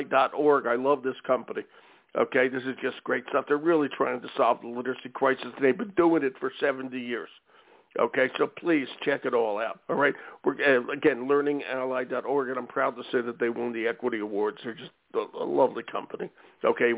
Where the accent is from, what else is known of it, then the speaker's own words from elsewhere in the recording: Philadelphia, Pennsylvania, United States; I'm from Philly, or at the other end of the state